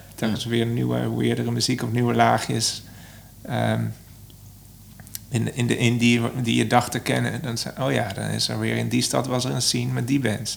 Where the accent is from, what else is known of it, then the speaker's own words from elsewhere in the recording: Son en Breugel, North Brabant, Netherlands; also born or lived in Eindhoven; now in Amsterdam, Netherlands; ik kom oorspronkelijk uit Zon